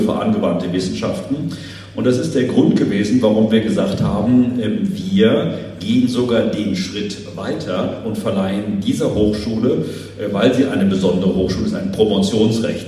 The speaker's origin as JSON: {"language": "German", "town": "Frankfurt", "region": "Hesse", "country": "Germany", "said": "ich kann als Frankfurter sagen"}